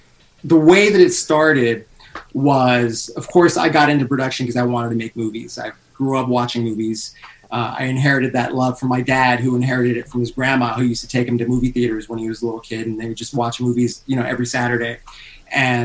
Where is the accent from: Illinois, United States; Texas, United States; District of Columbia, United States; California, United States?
California, United States; Los Angeles; now in Las Vegas, United States; Originally, I'm from California, L.A., but I was living in Las Vegas at the time